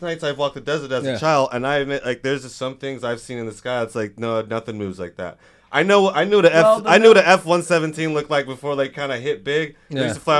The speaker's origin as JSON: {"language": "English", "area": "Mojave, around Edwards Air Force Base", "region": "California", "country": "United States", "tie": "born or raised there", "said": "I grew up around in the Mojave, around Edwards Air Force Base"}